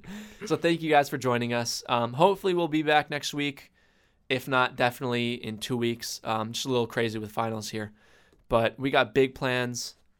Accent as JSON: {"language": "English", "region": "New England", "country": "United States", "said": "I'm from New England"}